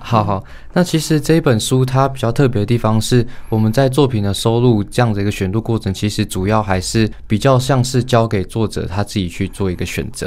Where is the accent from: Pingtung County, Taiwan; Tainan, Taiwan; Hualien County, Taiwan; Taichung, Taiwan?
Hualien County, Taiwan; Hualien; moved away as an adult; 我是花莲人，花莲高中毕业